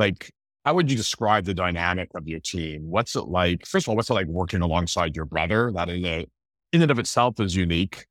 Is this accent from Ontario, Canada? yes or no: no; Montreal, Quebec, Canada; moved away; growing up in Montreal, my dad used to play poker with, uh, Moisha back in the day